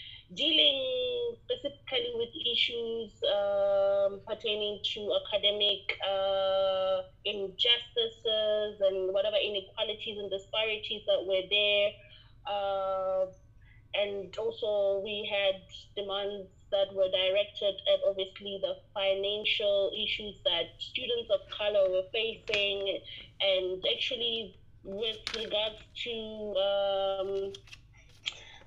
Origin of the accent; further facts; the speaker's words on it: Limpopo, South Africa; I'm actually originally from Limpopo, born and bred here, and I'm currently serving the same population that raised me